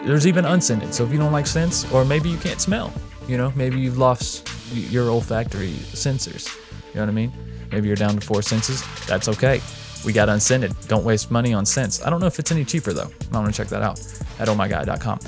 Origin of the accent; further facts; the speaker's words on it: North Carolina, United States; moved away as an adult; also born or lived in Las Vegas; I'm from North Carolina. I'd moved and lived in Las Vegas for a while. If you don't know, I've moved back to North Carolina